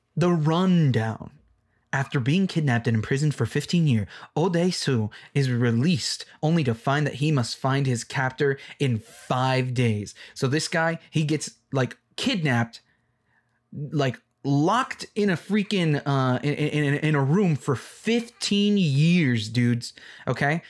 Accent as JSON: {"language": "English", "country": "Mexico", "first_language": "English", "said": "I'm Mexican"}